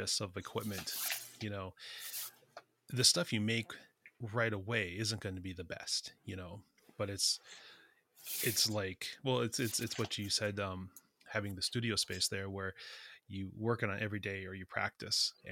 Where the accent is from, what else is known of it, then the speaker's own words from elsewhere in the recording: United States; I grew up on the Sisson of Wahpeton, res